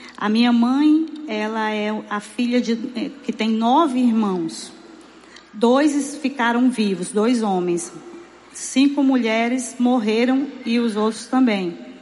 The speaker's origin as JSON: {"language": "Portuguese", "town": "Fortaleza", "region": "Ceará", "country": "Brazil", "tie": "born or raised there", "said": "eu morei a minha vida inteira em Messejana"}